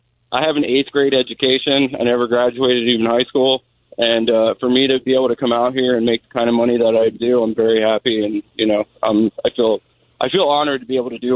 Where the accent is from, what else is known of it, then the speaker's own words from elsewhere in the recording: South Florida, United States; also born or lived in Seattle area, Washington; now in Seattle, United States; I'm actually originally from South Florida, so moving out here was definitely a change, but I love it. It's my new home.